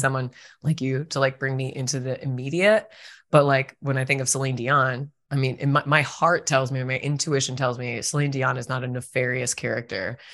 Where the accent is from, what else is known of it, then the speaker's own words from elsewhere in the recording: Virginia, United States; moved away; I'm from Virginia originally